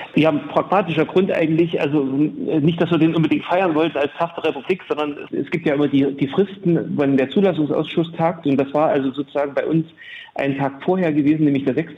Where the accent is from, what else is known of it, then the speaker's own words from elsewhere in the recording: Bautzen, Saxony, Germany; moved away as an adult; also born or lived in Leipzig; now in Jena, Germany; Ich bin in Bautzen in Sachsen geboren und habe dann in Jena mein Medizinstudium begonnen